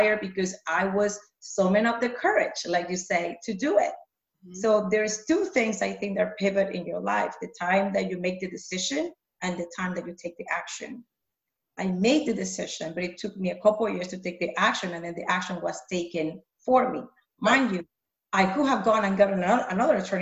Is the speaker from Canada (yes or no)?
no; Panama; moved away; I grew up in Panama